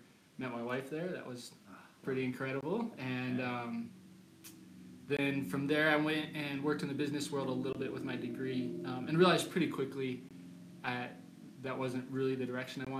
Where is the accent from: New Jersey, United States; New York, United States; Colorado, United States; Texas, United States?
Colorado, United States; Colorado Springs; I am born and raised in Colorado Springs. This is home.